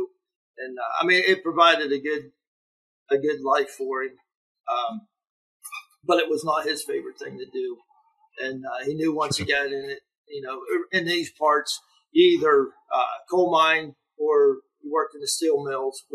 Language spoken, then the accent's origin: English; Cadiz, Ohio, United States; accent: Yinzer; I grew up, you know, Steubenville was only like 28 minutes from Caddis